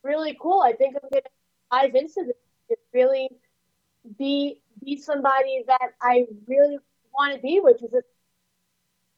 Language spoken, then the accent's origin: English; New York City, New York, United States; I was born and raised in Staten Island, New York